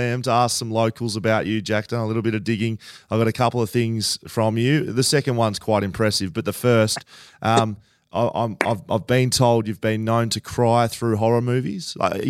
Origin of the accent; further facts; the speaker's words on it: Geelong, Victoria, Australia; I'm from Geelong, so we're not too far away from each other.